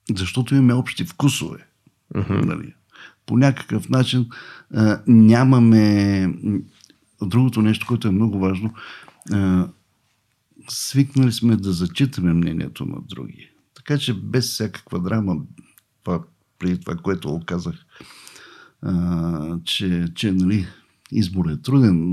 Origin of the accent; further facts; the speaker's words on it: Varna, Varna Province, Bulgaria; аз съм от Варна. Роден съм в Варна. Там курсове се водех.